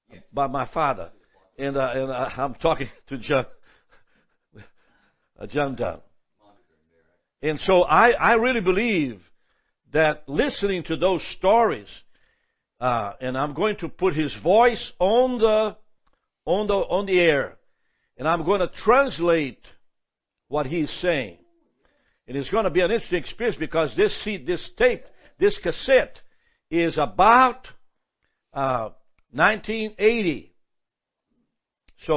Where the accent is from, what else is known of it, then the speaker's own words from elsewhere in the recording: Brazil; now in United States; I'm actually originally from Brazil. We've been here for 55 years, 56. I mean, it's going to be 60 pretty soon. And so most of my life has been in America. But as I grew up as a child in Brazil, I was a part of a revival